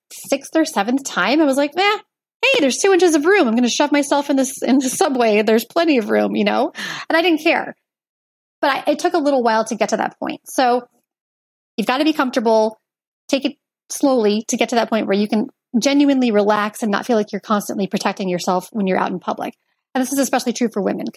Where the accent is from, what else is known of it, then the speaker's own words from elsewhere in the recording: Portland, Oregon, United States; moved away as an adult; also born or lived in Chicago; I grew up in Portland, Oregon